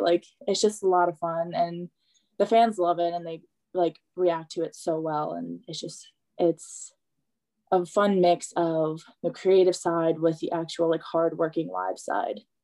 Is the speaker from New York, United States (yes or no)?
yes; West Islip, New York, United States; My hometown is very like if you grow up here, you stay here.